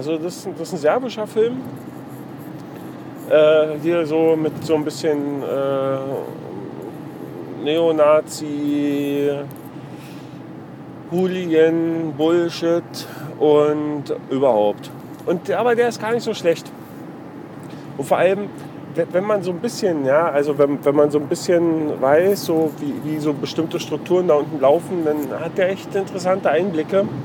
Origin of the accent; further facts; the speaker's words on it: East Germany, Germany; Weil, also ich als Ossi ist ja im Prinzip genau das Gleiche.